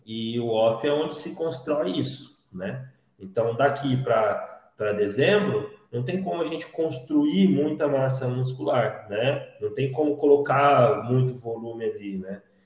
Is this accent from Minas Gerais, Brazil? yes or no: no; Paulínia, São Paulo, Brazil; eu sou aqui de, de Paulínia, Campinas